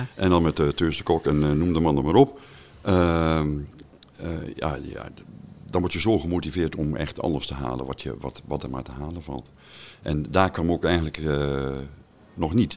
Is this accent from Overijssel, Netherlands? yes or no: yes; Staphorst, Overijssel, Netherlands; moved away as an adult; also born or lived in south of the Netherlands; geboren in Staphorst, al heel 28 jaar geleden verhuisd naar het eh, zuiden van het land